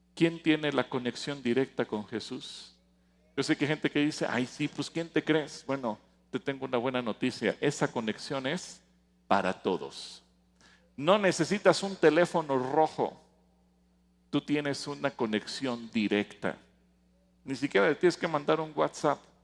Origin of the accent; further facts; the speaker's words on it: Mexico City, Mexico; now in Atizapán de Zaragoza, Mexico; físicamente nací en el distrito federal, pero espiritualmente nací en Sión.